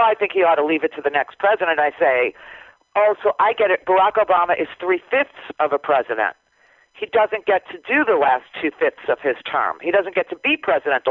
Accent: Florida, United States; we are from Florida

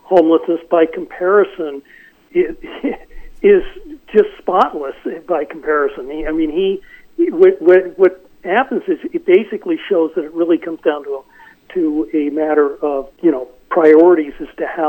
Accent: Los Angeles, California, United States; I grew up in the San Fernando Valley in the 1950s and 60s

